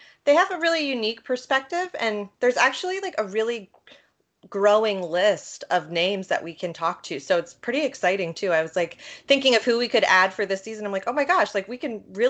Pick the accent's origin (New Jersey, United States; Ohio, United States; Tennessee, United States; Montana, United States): Ohio, United States; 15 minutes from Ohio State, United States; I have to go to Ohio State, which was only 15 minutes away from my hometown anyway.